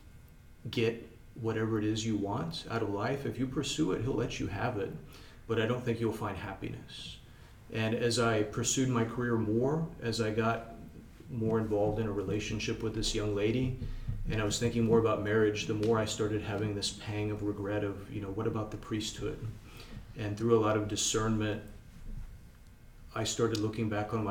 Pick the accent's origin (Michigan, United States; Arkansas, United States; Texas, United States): Texas, United States; South; I grew up in South Texas in a family where we always went to church on Sundays, never missed